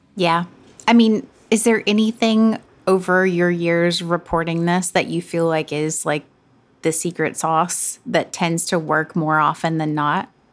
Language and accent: English; the South, Southern United States, United States; accent: Southern; now in New York City, United States; I definitely use my Southern accent